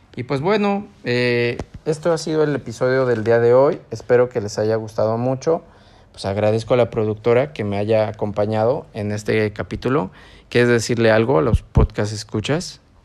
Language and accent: Spanish; San Martín Texmelucan, Puebla, Mexico; now in Ecuador; donde yo soy, que es San Martín